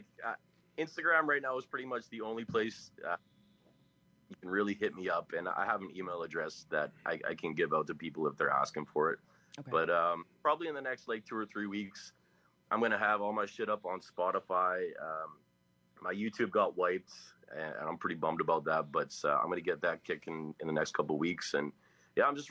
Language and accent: English; Winnipeg, Manitoba, Canada; I'm from Winnipeg, Canada